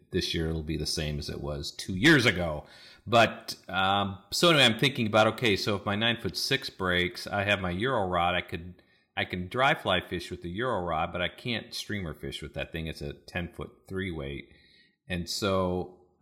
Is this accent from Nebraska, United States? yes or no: no; North Dakota, United States; I grew up in North Dakota, like with minus 40 degree Fahrenheit